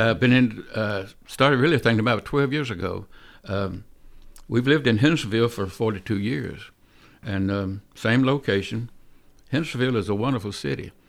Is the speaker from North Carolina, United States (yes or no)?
no; Nashville, Tennessee, United States; I was born in, uh, Nashville, East Nashville. I was raised in East Nashville, went to school in East Nashville.